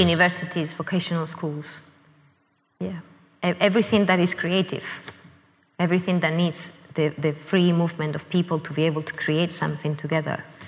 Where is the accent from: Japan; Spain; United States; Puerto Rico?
Spain; Madrid, Community of Madrid; moved away as an adult; also born or lived in Canada; now in London, United Kingdom; growing up in Spain, I had been born in Canada